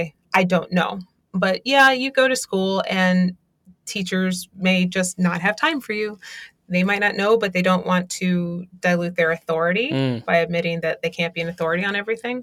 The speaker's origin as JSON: {"language": "English", "town": "Baltimore", "region": "Maryland", "country": "United States", "tie": "born or raised there", "said": "I grew up in West Baltimore"}